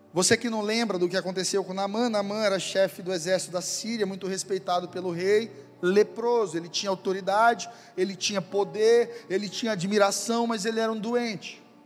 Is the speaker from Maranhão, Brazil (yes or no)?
yes; São Luís, Maranhão, Brazil; moved away; Eu sou maranhense, vocês sabem disso, eu sou ludovicense. Minha vida inteira eu sempre vi o mar